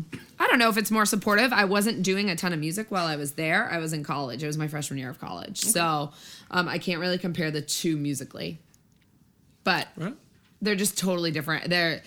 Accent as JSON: {"language": "English", "area": "Cape Cod, Boston area", "region": "Massachusetts", "country": "United States", "also_born_or_lived": "Florida", "moved": "yes", "lives_now": "Los Angeles, United States", "said": "Boston area, yeah. Cape Cod. I lived in Florida too."}